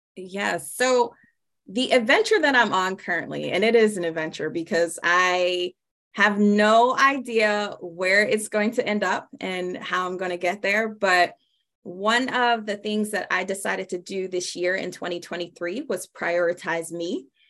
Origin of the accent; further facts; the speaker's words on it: Pittsburgh, Pennsylvania, United States; now in Tampa, United States; I'm originally from Pittsburgh, Pennsylvania.